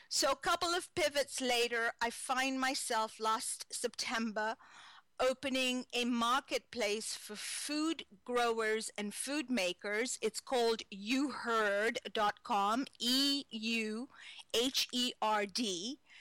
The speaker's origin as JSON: {"language": "English", "country": "Kenya", "tie": "born or raised there", "moved": "as an adult", "lives_now": "United States", "said": "I was born in Kenya, East Africa"}